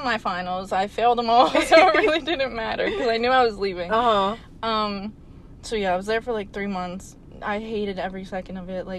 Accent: Aston, Pennsylvania, United States; I grew up in Aston, went to Sun Valley High School

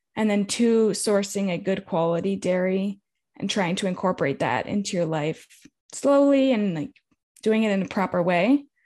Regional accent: California, United States; I'm from California. I grew up in a drought

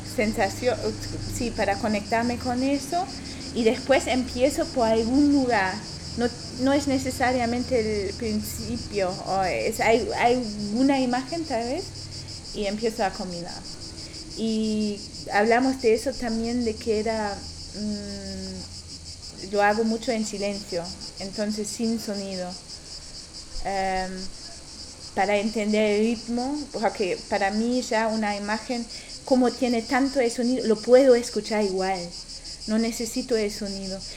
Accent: Germany; Spanish is a second language; moved away; yo no soy de aquí, vengo de Alemania

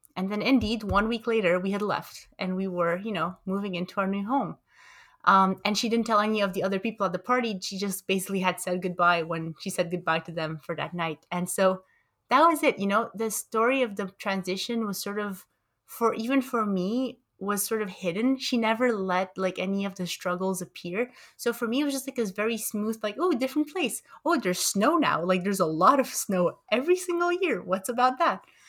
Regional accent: Romania; moved away; also born or lived in Montreal, Canada; that's where I grew up in Romania

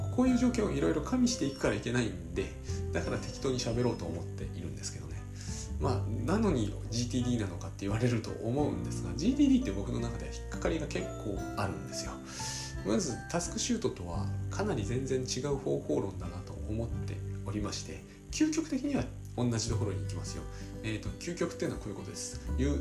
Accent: Japan

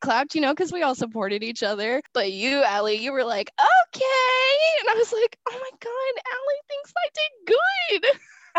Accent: Indianapolis, Indiana, United States; I'm from Indianapolis

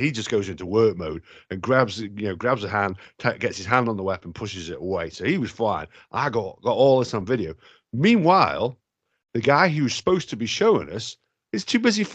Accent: United Kingdom; Being British

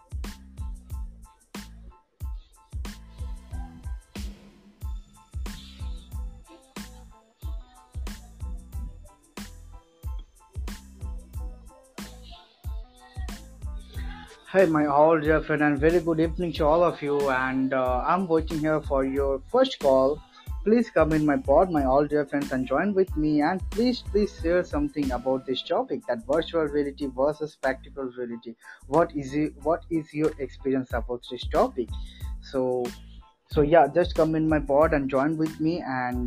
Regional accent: West Bengal, India; I'm from India in West Bengal.

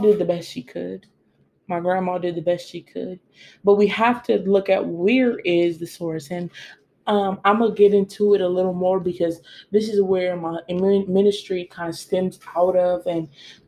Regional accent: United States; I was born in American and I've been in America for a couple of generations

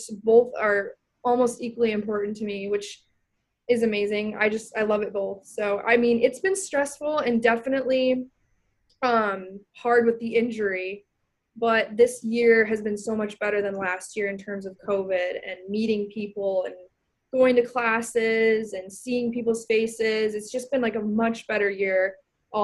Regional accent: Minnetonka, Minnesota, United States; moved away as an adult; I'm from Minnetonka, Minnesota, which is about 20 minutes, 15 minutes outside of downtown

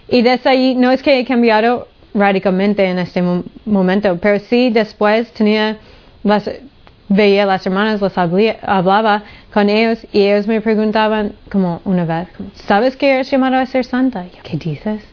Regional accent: Honolulu, Hawaii, United States; moved away; Nací en Honolulu, Hawaii.

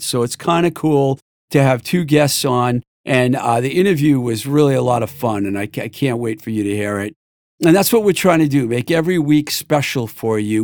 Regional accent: Worcester, Massachusetts, United States; moved away as an adult; also born or lived in Los Angeles; I grew up in the Worcester area. I moved to LA and I lived all over the place

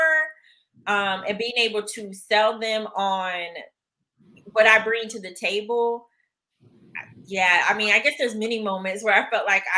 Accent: Jacksonville, Florida, United States; moved away; growing up in Jacksonville

